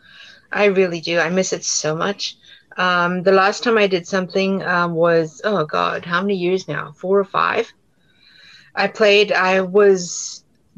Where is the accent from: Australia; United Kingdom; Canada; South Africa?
South Africa; accent: South African; moved away as an adult; now in United States; I will never fully lose my South African accent